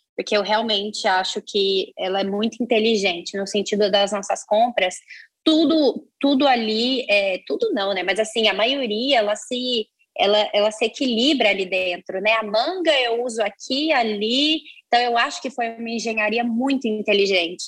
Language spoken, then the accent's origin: Portuguese; Minas Gerais, Brazil; moved away as an adult; now in São Paulo, Brazil; eu venho de Minas, eu vim de Minas Gerais, moro em São Paulo, vai fazer nove anos